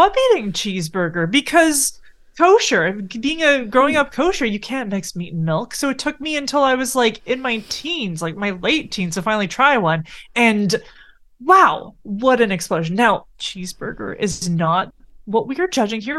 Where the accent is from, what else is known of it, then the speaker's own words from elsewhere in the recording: Canada; We're Canadian